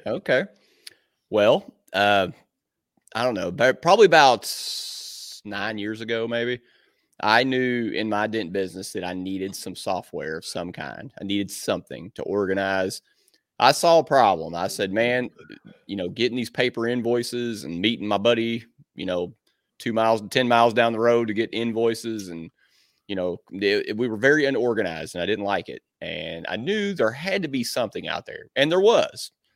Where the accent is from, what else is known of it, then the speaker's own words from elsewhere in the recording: Southern Indiana, United States; this is my hometown, man, I'm from here, everybody knows me